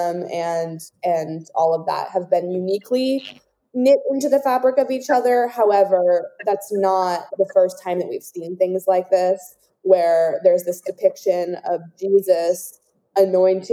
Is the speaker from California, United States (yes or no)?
yes; Southern California, United States; both you and I grew up in Southern California